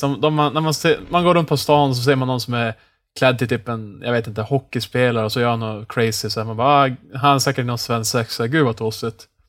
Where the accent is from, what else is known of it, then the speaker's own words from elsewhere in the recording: Norrland, Sweden; som norrlänning